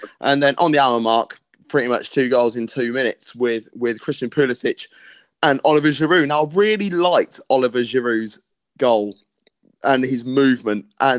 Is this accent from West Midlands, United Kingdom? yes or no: no; Northampton, East Midlands, United Kingdom; we are both from Northampton.